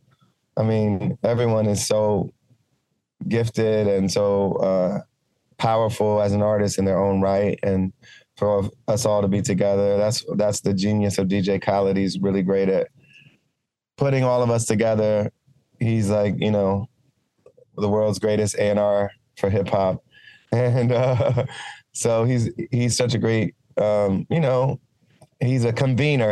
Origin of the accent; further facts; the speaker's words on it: Ohio, United States; my early life as a kid growing up in Ohio